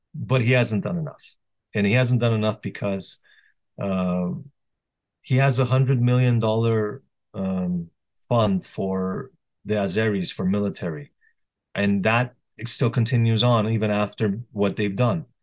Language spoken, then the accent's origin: English; Canada; also born or lived in Lebanon; now in United States; I was born in Canada.